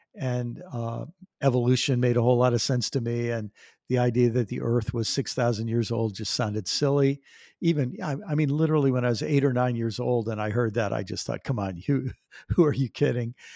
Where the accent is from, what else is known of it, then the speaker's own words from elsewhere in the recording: Maryland, United States; also born or lived in New York; I grew up on the East Coast of the United States. I was born in New York and lived in the state of Maryland, right near Washington, D C